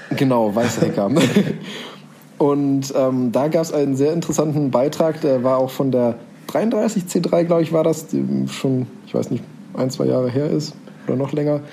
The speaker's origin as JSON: {"language": "German", "area": "near Bonn", "region": "North Rhine-Westphalia", "country": "Germany", "tie": "born or raised there", "said": "wo bist du geboren? In der Nähe von Bonn"}